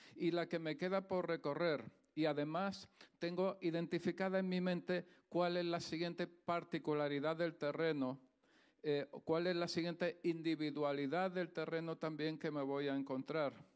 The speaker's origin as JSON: {"language": "Spanish", "region": "Andalusia", "country": "Spain", "accent": "Andalusian", "moved": "yes", "said": "soy andaluz, ¿vale? Se me nota en el acento y en la gracia que tengo"}